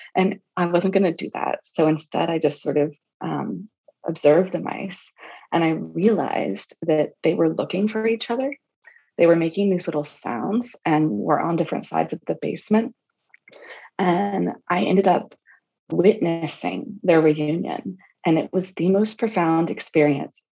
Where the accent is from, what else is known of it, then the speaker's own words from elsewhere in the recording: the South, United States; I grew up in the South